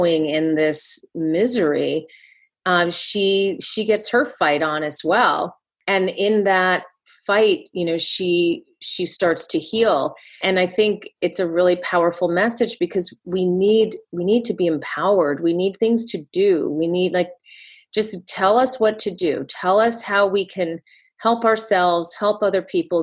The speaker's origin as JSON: {"language": "English", "region": "Connecticut", "country": "United States", "tie": "born or raised there", "said": "I grew up in Connecticut"}